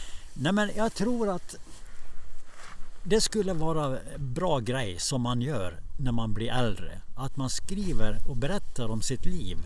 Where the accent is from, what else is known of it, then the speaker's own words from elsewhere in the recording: Borlänge, Dalarna County, Sweden; also born or lived in Stockholm / Borås / Tierp; När jag växte upp i Borlänge